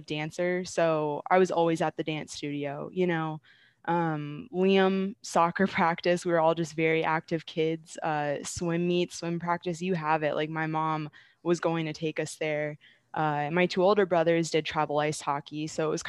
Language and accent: English; Stafford, Virginia, United States; moved away as an adult; also born or lived in Arizona; now in Syracuse, United States; I'm originally from Stafford, Virginia. Grew up there and then went to Virginia Tech.